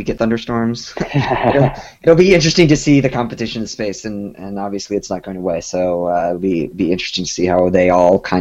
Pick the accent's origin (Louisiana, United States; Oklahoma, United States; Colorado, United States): Colorado, United States; moved away; I grew up in Colorado